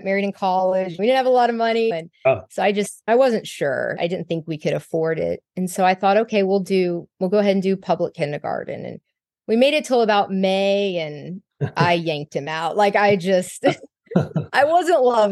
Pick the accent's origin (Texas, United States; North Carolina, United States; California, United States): Texas, United States; I'm from Texas. I was born and raised here